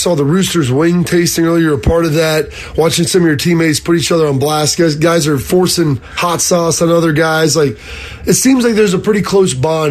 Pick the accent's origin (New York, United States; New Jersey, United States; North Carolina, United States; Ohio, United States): Ohio, United States; Lancaster; I'm from Lancaster